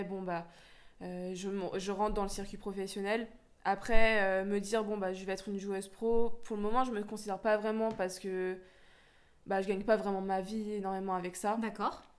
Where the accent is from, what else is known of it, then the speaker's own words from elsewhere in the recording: Lyon, Auvergne-Rhône-Alpes, France; now in Créteil, France; je suis née à Lyon, donc je suis originaire de Rhône-Alpes